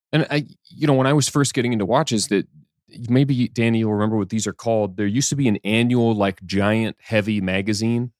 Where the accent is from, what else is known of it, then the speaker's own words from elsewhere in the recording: Canada; I'm Canadian